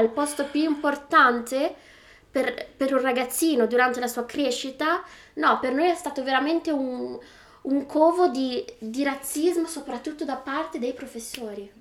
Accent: Bologna, Emilia-Romagna, Italy; accent: Bolognese; first language Italian; moved away as an adult; now in United Kingdom; io parlavo con un accento veramente più, più bolognese, con l'accento più bolognese che ci fosse

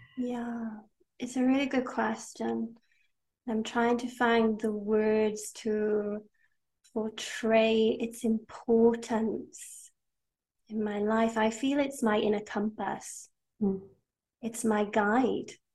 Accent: Wales, United Kingdom; I am from Wales. I am Welsh to a Welsh father and half Hungarian mother. I am now living in Wales

